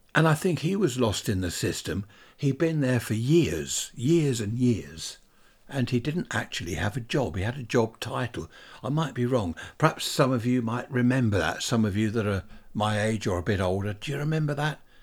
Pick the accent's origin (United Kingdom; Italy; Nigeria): United Kingdom; Worthing, South East England; Worthing, my hometown